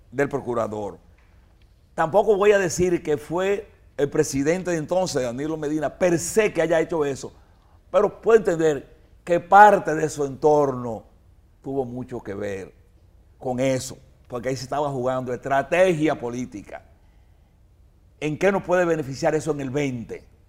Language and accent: Spanish; Dominican Republic; como dominicano